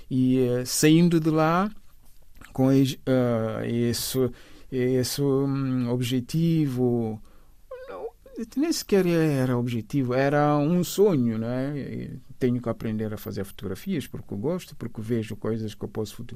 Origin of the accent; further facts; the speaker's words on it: Bissau, Guinea-Bissau; also born or lived in São Domingos, Guinea-Bissau / Cacheu, Guinea-Bissau; Bissau, onde, onde cresci, a, a minha, o resto da minha infância eram umas idas e vindas entre Cacheu, a Terra do Mar, e, e, e Bissau. Fiz a, mi, a, a, a minha juventude e uh, em Bissau, o resto dos estudos foram ali em Bissau.